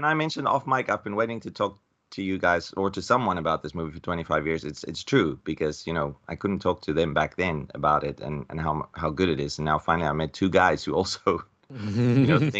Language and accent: English; South Africa; I'm from South Africa, much different from you guys